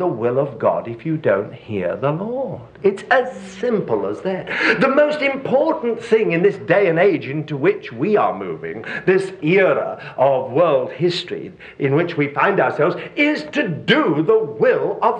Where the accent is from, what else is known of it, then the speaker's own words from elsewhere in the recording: United Kingdom; moved away as an adult; I was brought up in Britain where there are millions of sheep. And I now live in another part of the world where there are sheep everywhere